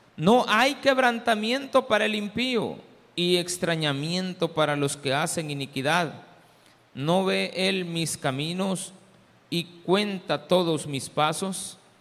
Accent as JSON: {"language": "Spanish", "country": "El Salvador", "said": "Diferentes somos los salvadoreños"}